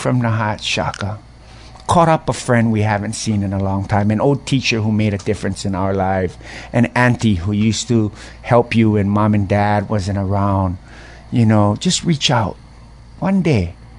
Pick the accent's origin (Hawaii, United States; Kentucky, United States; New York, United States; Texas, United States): Hawaii, United States; I felt it as a Hawaiian boy growing up in different places where, you know, the purse gets pulled closer and, you know, you look kind of funny on the city bus.